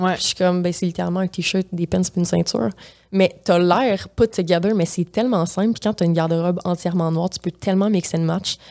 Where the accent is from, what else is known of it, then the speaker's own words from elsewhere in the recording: Matane, Quebec, Canada; accent: Gaspésien; now in Montreal, Canada; je viens de la Gaspésie